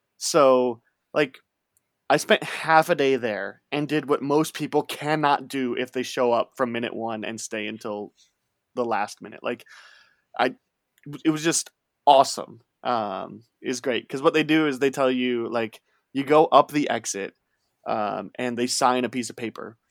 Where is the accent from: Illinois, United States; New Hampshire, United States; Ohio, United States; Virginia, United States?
Illinois, United States; Chicago; I grew up near Chicago